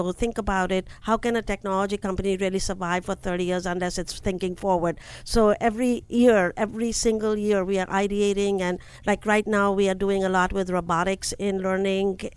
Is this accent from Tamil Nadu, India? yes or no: no; New Delhi, Delhi, India; moved away as an adult; now in United States; New Delhi.